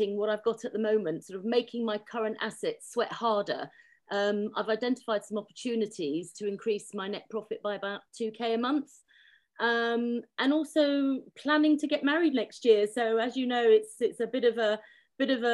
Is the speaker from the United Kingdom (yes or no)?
yes; London, United Kingdom; I grew up in Chiswick in West London to Ukrainian parents who came here after the Second World War